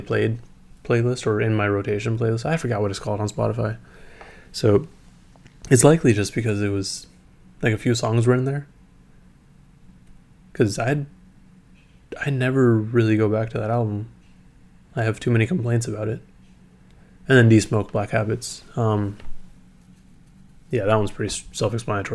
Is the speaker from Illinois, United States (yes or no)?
no; San Leandro, California, United States; my hometown of San Leandro